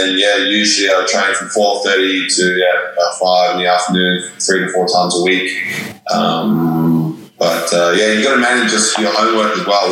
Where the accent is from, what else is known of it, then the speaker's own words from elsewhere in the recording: Australia; also born or lived in South Africa; Yeah, well, I was born in South Africa, moved to Australia when I was 10. So I've been living in Australia now the last 12 years